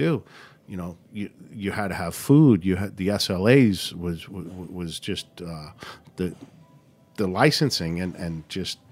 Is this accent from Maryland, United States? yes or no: no; New York City, New York, United States; I'm from Bayside